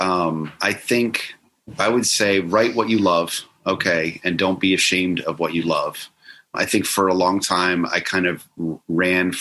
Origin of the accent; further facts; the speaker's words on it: Florida, United States; I grew up in Florida near the Space Coast